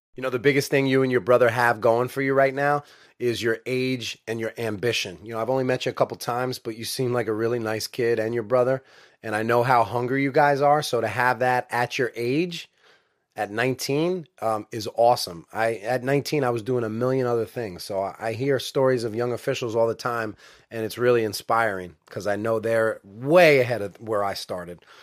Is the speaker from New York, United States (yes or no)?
yes; New York, United States; I'm from New York.